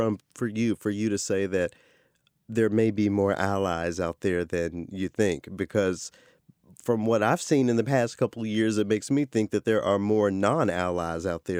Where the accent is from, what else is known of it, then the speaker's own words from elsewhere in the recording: the South, United States; You know, I'm a Southerner, so